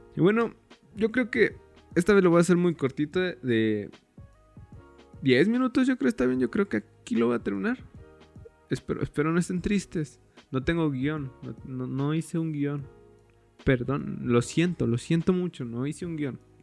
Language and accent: Spanish; State of Mexico, Mexico; soy del Estado de México